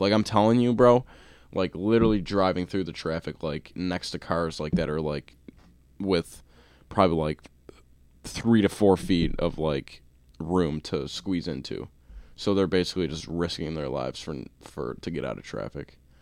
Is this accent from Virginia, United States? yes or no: no; Buffalo, New York, United States; we're from Buffalo.